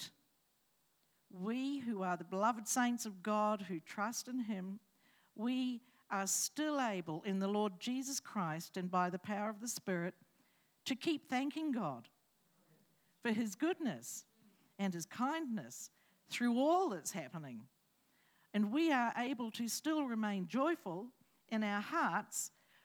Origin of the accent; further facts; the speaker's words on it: Hawke's Bay, New Zealand; moved away; I come from New Zealand and from Hawke's Bay